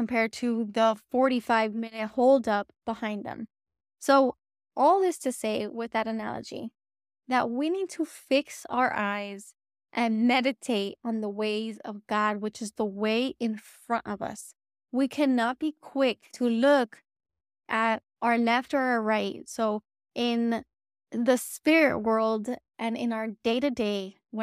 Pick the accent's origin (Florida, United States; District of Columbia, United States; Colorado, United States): Florida, United States; South; I'm from South Florida.